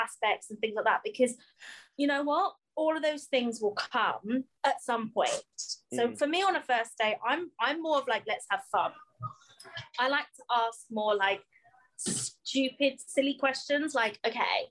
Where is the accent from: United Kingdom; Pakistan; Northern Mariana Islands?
United Kingdom; We're British.